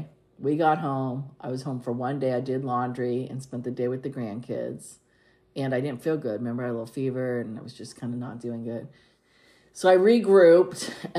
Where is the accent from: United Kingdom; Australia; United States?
United States; the California coast; I grew up on the California coast